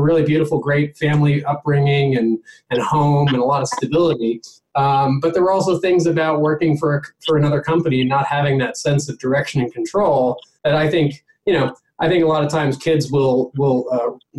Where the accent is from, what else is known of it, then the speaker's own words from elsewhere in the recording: New York, United States; I was born in Manhattan in mid late 70s